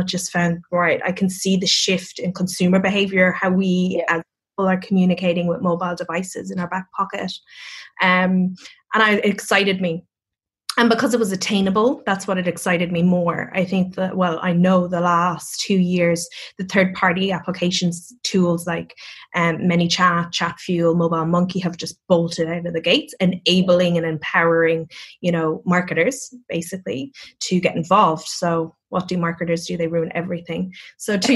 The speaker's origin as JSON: {"language": "English", "town": "Cork", "region": "Munster", "country": "Ireland", "accent": "Irish", "moved": "yes", "said": "I'm from Cork as well. So it's the capital of Ireland. We're very singy"}